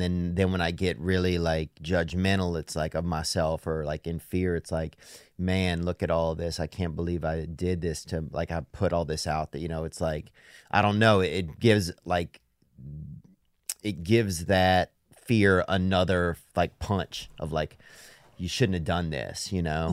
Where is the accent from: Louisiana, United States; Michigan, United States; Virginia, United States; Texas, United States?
Louisiana, United States; I'm from Louisiana